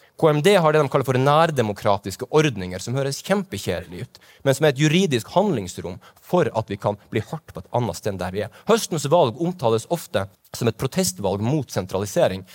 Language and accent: Norwegian; Kirkenes, Finnmark, Norway; Jeg kommer fra Kirkenes